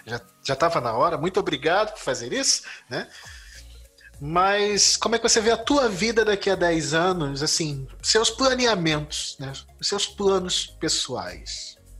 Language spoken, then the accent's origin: Portuguese; Brazil; eu sou um brasileiro esquisito que não joga futebol